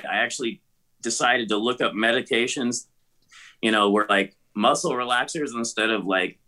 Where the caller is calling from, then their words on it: Aurora, Colorado, United States; I'm calling you guys from, I actually just got my condo here in Aurora, Colorado.